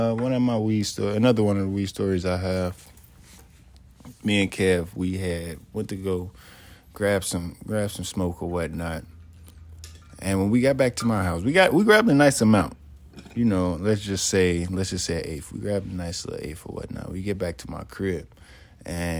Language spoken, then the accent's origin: English; Chicago, Illinois, United States; moved away; also born or lived in Nebraska; I'm from Chicago